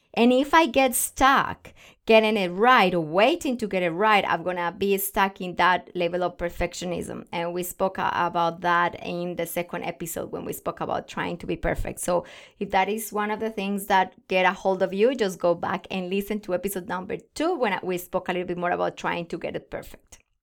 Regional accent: Colombia; English is a second language; moved away as an adult; now in Australia

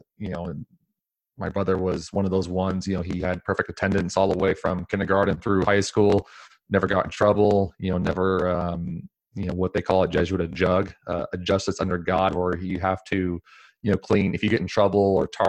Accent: Portland, Oregon, United States; Thank you for having me on, Tiffany. I was born and raised here in Portland, Oregon my whole life, native Portlander, which is seemingly hard to find these days.

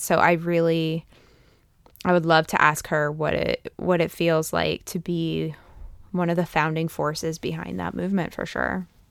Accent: East Coast, United States; now in Fresno, United States; growing up in the East Coast

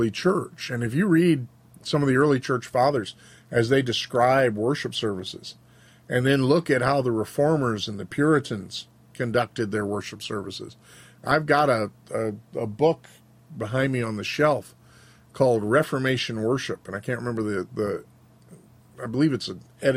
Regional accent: Georgia, United States; now in Montana, United States; the worship service that I grew up with in Southern Baptist churches in the 60s and 70s in Georgia was revivalist. And then moved to Montana

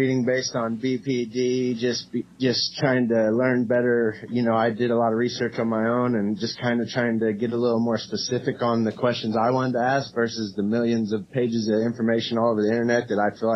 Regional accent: Cape Girardeau, Missouri, United States; also born or lived in Kalamazoo, Michigan; now in Indianapolis, United States; I'm actually from Cape Girardeau, Missouri. So I was born there, and I have lived in Kalamazoo, Michigan, and then from there to Indiana.

